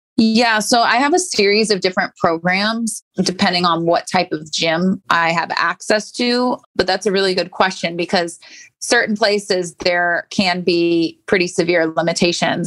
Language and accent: English; St. Petersburg, Florida, United States; also born or lived in Virginia; I grew up in St. Pete, just down the street from IMG Academy